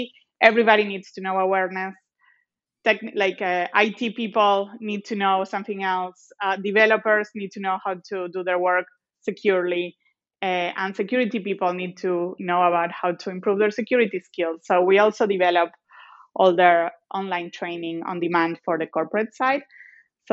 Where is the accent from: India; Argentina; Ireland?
Argentina; English is a second language; moved away as an adult; also born or lived in Boston / Singapore / San Francisco; now in Tel Aviv, Israel; I am, as you may be able to notice from my accent, I'm originally from Argentina